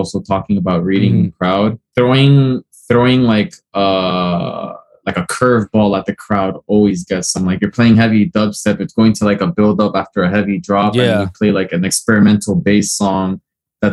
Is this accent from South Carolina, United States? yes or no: no; Hialeah, Florida, United States; I was born here, but I'm from Cuban descent